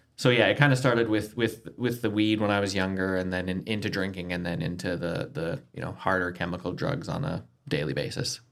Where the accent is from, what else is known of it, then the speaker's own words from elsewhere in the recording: Canada; moved away as an adult; now in Adelaide, Australia; from Canada, but my wife is from Adelaide.